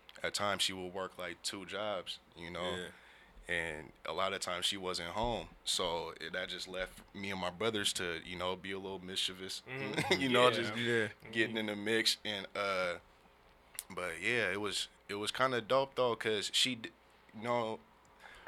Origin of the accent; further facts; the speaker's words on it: Seattle, Washington, United States; I grew up in Seattle. We moved around a lot when I was a kid. So, you know, I lived in every neighborhood in Seattle pretty much